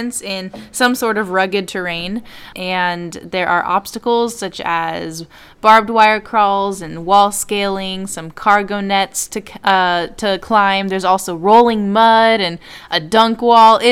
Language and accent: English; Colorado, United States; also born or lived in California; I grew up in Colorado, but I was born in California